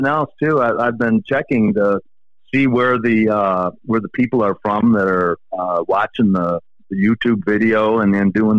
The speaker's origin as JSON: {"language": "English", "town": "Detroit", "region": "Michigan", "country": "United States", "tie": "born or raised there", "said": "I grew up in the Detroit area"}